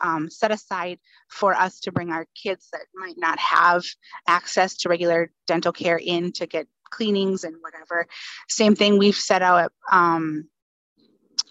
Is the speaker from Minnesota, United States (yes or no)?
yes; Northern Minnesota, United States; also born or lived in Fargo, North Dakota; I'm originally from Northern Minnesota